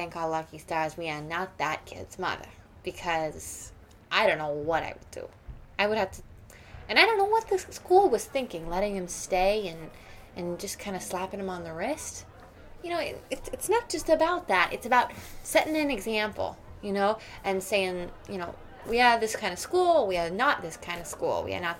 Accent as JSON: {"language": "English", "region": "New York", "country": "United States", "tie": "born or raised there", "said": "I was raised in New York"}